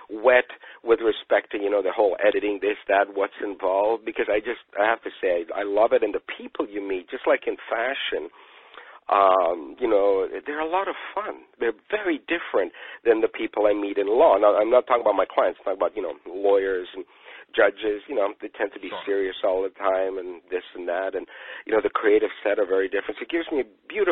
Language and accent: English; United Kingdom; moved away; being British